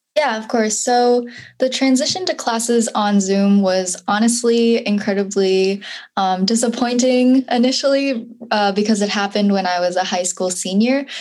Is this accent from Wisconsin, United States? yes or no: yes; Madison, Wisconsin, United States; I'm from Madison, Wisconsin